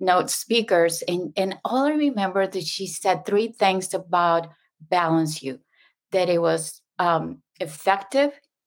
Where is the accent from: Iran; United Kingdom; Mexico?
Mexico; first language Spanish; English is a second language; moved away as an adult; also born or lived in Houston; now in San Diego, United States; I was raised, born and raised in Mexico